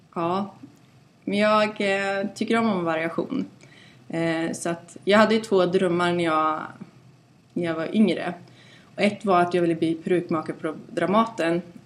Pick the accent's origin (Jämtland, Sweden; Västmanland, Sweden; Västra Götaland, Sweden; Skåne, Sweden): Västra Götaland, Sweden; Mariestad; moved away as an adult; also born or lived in Stockholm; Mariestad där jag kommer ifrån.